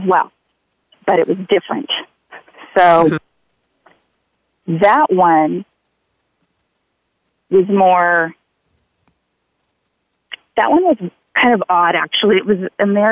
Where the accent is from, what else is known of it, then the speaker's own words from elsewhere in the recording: Alaska, United States; moved away; also born or lived in California / Hawaii; I was born in California, and I grew up in Alaska, and then we moved to Hawaii